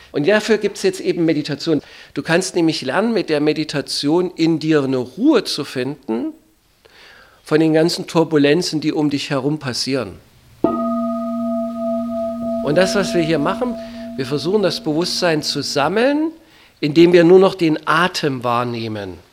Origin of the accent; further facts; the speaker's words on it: East Germany, Germany; Ich komme aus der DDR, war materialistisch eingestellt, jenseits des Materiellen gab es da nichts für mich